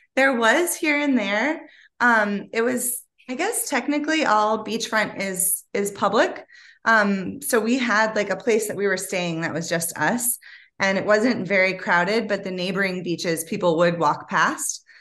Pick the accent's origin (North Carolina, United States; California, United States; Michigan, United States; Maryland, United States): Michigan, United States; Ann Arbor; also born or lived in Detroit / New York; where I grew up in Ann Arbor